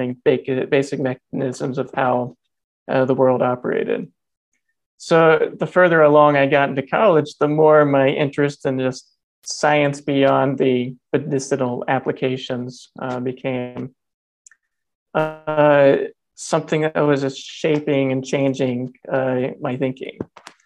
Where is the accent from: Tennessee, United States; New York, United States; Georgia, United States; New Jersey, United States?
Georgia, United States; Northeast; I grew up in Northeast Georgia, a family of eight kids on a family farm